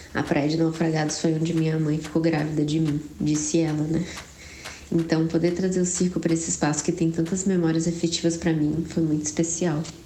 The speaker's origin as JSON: {"language": "Portuguese", "town": "Florianópolis", "region": "Santa Catarina", "country": "Brazil", "said": "Eu sou de Floripa mesmo"}